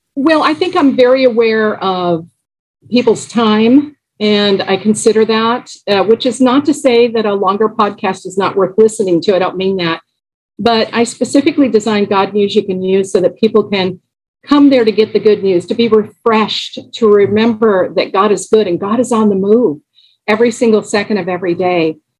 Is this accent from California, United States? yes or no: yes; Los Angeles, California, United States; I grew up in Los Angeles